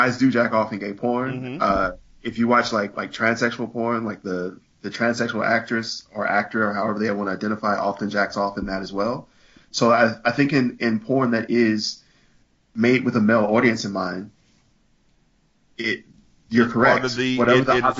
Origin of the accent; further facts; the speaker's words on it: the South, United States; I am from the South, so we use an actual biscuit